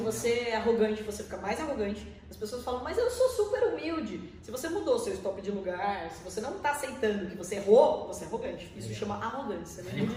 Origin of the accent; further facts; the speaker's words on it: Porto Feliz, São Paulo, Brazil; moved away as an adult; now in Sorocaba, Brazil; Eu sou nascido numa cidade pertinho da gente aqui em Porto Feliz, né? Tem 50 mil habitantes.